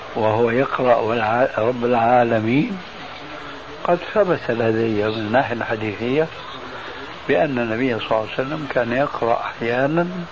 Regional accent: Damascus, Damascus Governorate, Syria; عندنا في سوريا

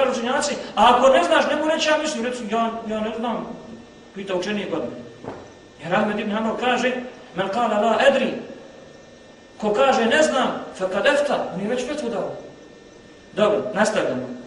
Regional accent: Bosnia & Herzegovina; kod nas u Bosni

